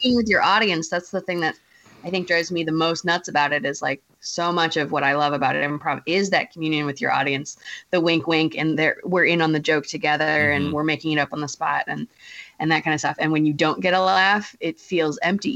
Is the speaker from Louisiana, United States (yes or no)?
no; Ohio, United States; moved away; also born or lived in Michigan; I'm from Ohio originally, so we stayed Midwest.